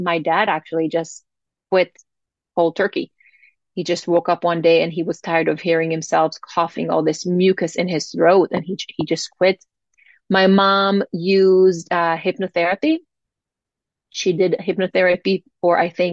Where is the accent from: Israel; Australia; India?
Israel; growing up in Israel